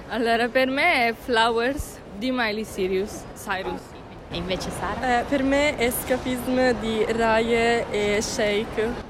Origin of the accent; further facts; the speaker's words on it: Turin, Piedmont, Italy; 15 anni e, e vengo dal Curie Vittorino. Sono di Torino, zona Santa Rita.